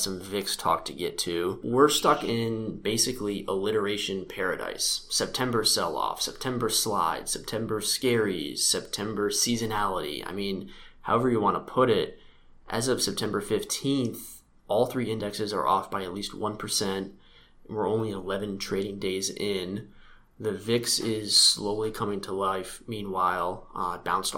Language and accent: English; New England, United States; growing up in New England